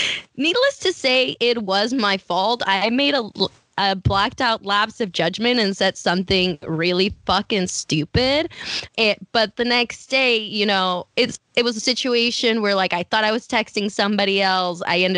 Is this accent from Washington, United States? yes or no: yes; Mercer Island, Washington, United States; and I work at Amazon and I'm from Mercer Island.